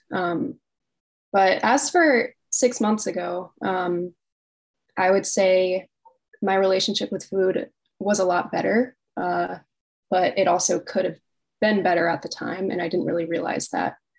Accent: Virginia Beach, Virginia, United States; I'm from Virginia Beach, Virginia

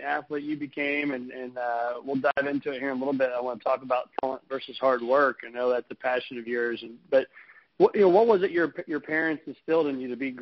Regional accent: Mattoon, Illinois, United States; growing up in Mattoon, Illinois, and just south of Champaign

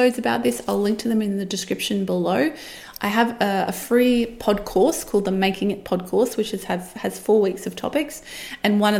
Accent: Australia; as an Australian

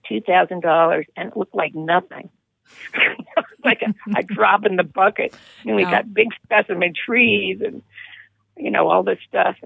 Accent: New York City, New York, United States; also born or lived in West Hampton Beach; I grew up in New York City and also one of its suburbs briefly, and spent many years in the concrete jungle

